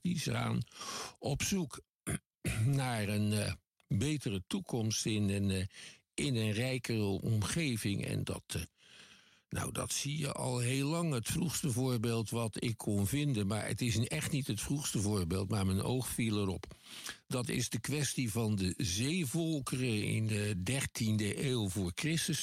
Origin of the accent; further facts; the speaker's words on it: Netherlands; Ik kom uit Nederland, dat is een klein land